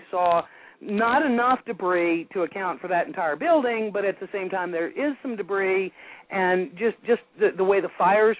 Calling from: North Carolina, United States

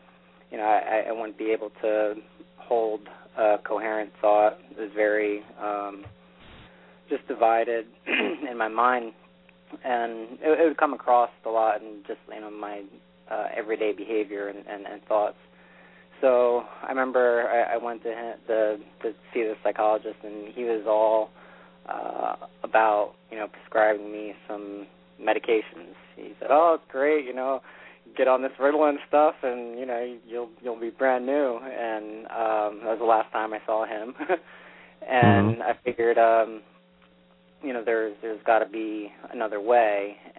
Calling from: New York, United States; from New York.

